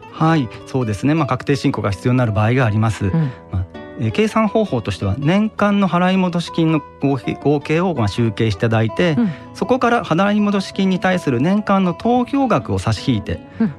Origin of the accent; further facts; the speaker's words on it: Japan; 私の地元のあの、グミオジ商店街の方からですね